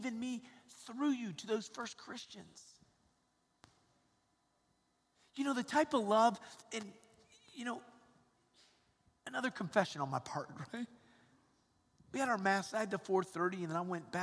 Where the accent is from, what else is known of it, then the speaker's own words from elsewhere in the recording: Atlanta, Georgia, United States; I grew up in Atlanta, Georgia, and I have four brothers and a sister